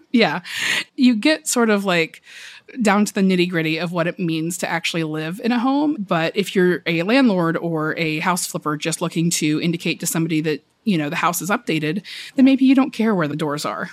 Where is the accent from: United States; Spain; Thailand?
United States; the South; now in Brooklyn, United States; I am from the South originally